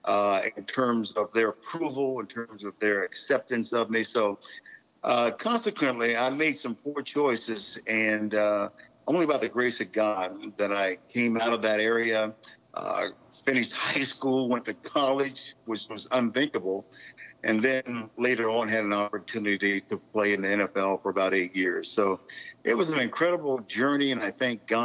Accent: Cincinnati, Ohio, United States; grew up in Cincinnati, Ohio

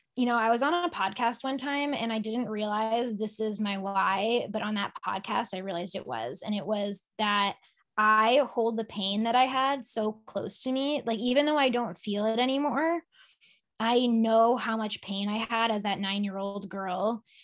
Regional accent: Sharon, Massachusetts, United States; I grew up in Sharon

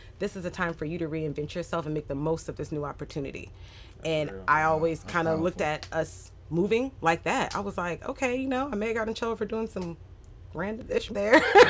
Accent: Sumter, South Carolina, United States; born there; I was born in Sumter, South Carolina. Military person. My dad's retired military Air Force. So kind of a military brat here, there, and everywhere.

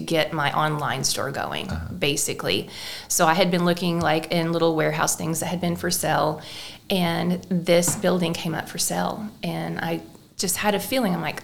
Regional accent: West Frankfort, Illinois, United States; I was born and raised in West Frankfort, Illinois, so not far from here in Marion

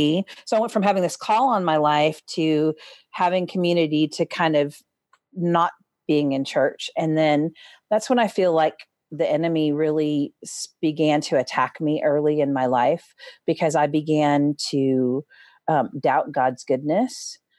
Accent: North Dakota, United States; also born or lived in Minnesota; So I was born in Minnesota and then moved to North Dakota and lived in a very small sort of farming community.

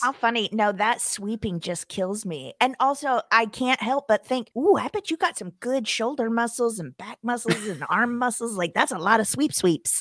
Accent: Springfield, Missouri, United States; now in Los Angeles, United States; my hometown, you know, in the middle of the country in Missouri in Springfield specifically

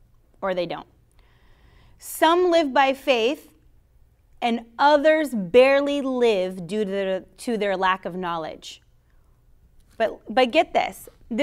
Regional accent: Florida, United States; I'm from Florida. I'm a Florida girl. I'm a Miami Dolphins fan.

